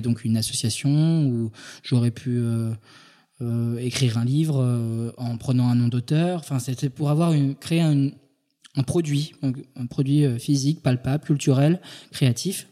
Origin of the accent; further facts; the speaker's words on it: Île-de-France, France; also born or lived in Paris; je suis né en Ile-de-France